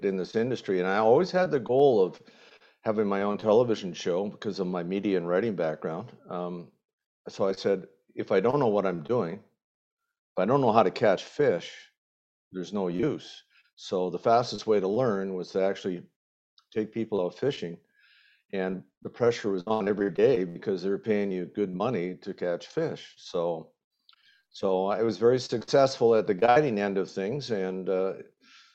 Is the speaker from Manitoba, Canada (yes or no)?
yes; Winnipeg, Manitoba, Canada; moved away as an adult; also born or lived in Prince Albert, Saskatchewan; I grew up in Winnipeg